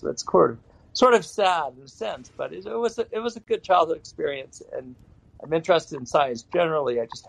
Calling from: Asheville, North Carolina, United States; I happen to live in Asheville, North Carolina, which is on the east coast of the United States.

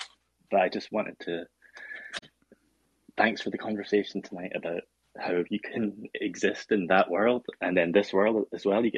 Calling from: Edinburgh, Scotland, United Kingdom; I'm calling from Edinburgh, Scotland.

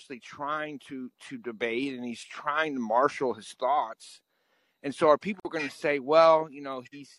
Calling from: Pittsburgh, Pennsylvania, United States; I'm calling in from Pittsburgh.

